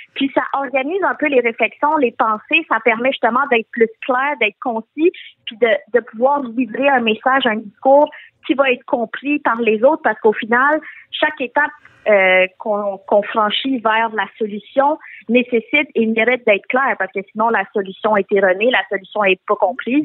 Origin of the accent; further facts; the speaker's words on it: Quebec, Canada; je suis née au Québec, mais euh, jusqu'à justement mon secondaire, le secondaire à 4 environ, je me suis jamais sentie québécoise ou d'ici